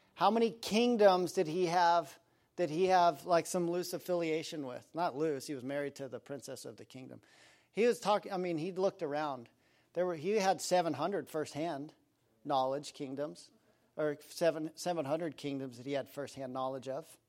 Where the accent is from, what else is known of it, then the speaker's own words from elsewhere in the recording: Aspen, Colorado, United States; I grew up in Aspen, Colorado